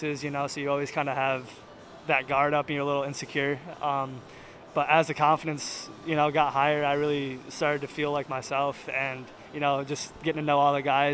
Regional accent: Allegany, New York, United States; I'm from Allegheny, New York. It's a small town in western New York, about an hour outside of Buffalo

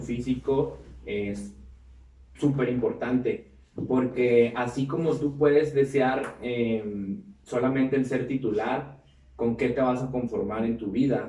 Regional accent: Mexico; como mexicanos en otros países

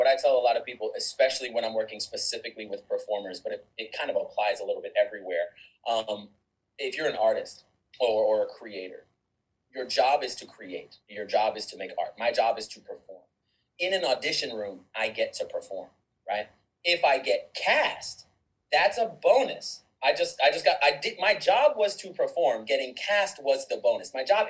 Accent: California, United States; born there; also born or lived in Korea / Germany / Panama / Kentucky; I was born in California in a military family, and then I instantly moved all over the world. So Korea, Germany, Panama, the country, not Florida, Panama, Kentucky, Virginia, Florida, then Texas.

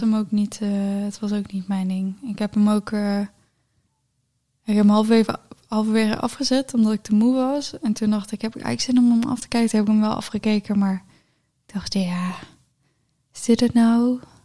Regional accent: near Geffen, North Brabant, Netherlands

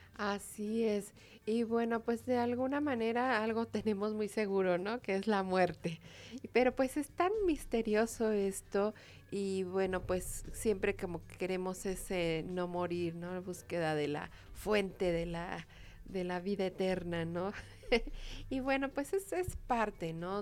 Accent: Mexico; Somos los mexicanos

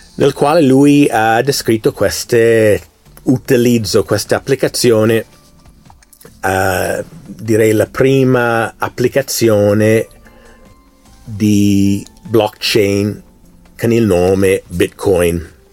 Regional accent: United States; Italian is a second language; moved away; Io essendo americano, io ho vissuto l'elezione negli Stati Uniti del 2016, 2020, adesso nel 2022 midterm

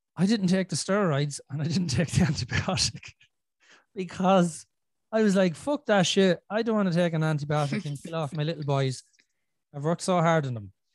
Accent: Ireland

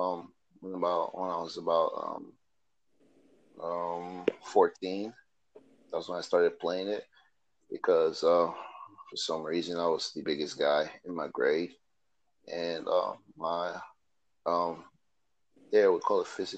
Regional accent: Delta, Nigeria; now in United States; I'm from Delta State, Nigeria

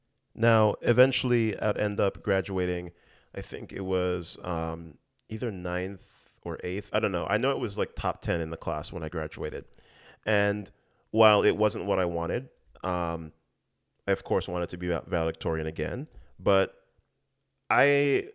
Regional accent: U.S. Virgin Islands; You know, growing up in the Virgin Islands, we sort of had a built-in social circle in that.

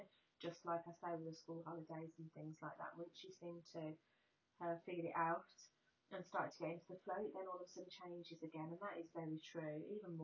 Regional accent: United Kingdom; being British

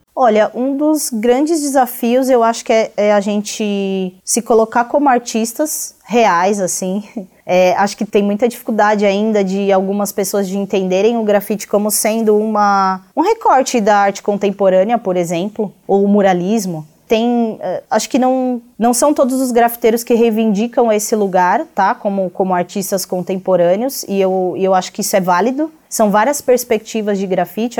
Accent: Brazil; enquanto brasileiros

